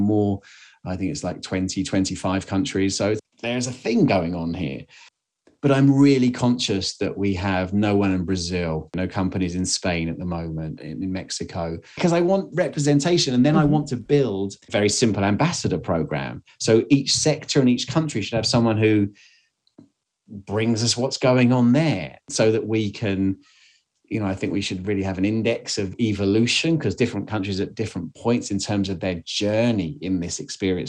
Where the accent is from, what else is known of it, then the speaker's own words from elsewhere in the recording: England, United Kingdom; I'm English